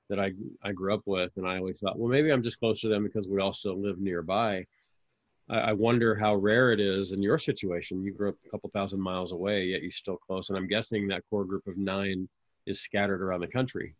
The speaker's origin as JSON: {"language": "English", "town": "Fullerton", "region": "California", "country": "United States", "tie": "born or raised there", "said": "I grew up in Fullerton, I'm Orange County guy through and through"}